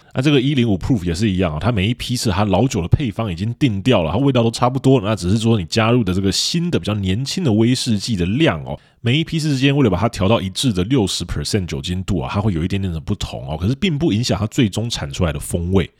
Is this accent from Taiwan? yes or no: yes; Taiwan; 我们台湾人乍看之下还会以为说这里面是要举办什么神秘活动哦